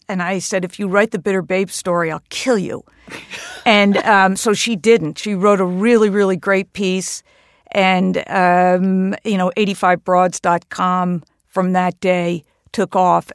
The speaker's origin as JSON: {"language": "English", "town": "Hastings-on-Hudson", "region": "New York", "country": "United States", "tie": "born or raised there", "also_born_or_lived": "Massachusetts", "said": "the oldest men's golf club in Hastings on Hudson, my hometown."}